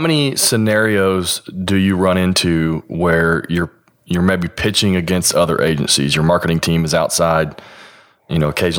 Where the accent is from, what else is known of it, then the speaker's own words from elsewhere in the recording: the South, United States; Because I'm from the South, obviously.